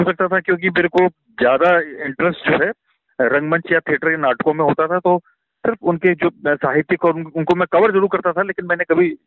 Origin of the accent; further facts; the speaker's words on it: Uttarakhand, India; कि मैं उत्तराखंड से हूँ लेकिन मेरी कोई पहचान नहीं है